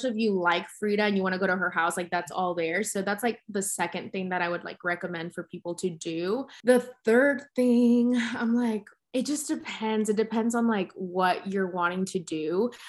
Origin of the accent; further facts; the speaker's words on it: Mexico City, Mexico; people always knew that I was from Mexico City, but again, I never really got to explore it that much because I would always just come back for work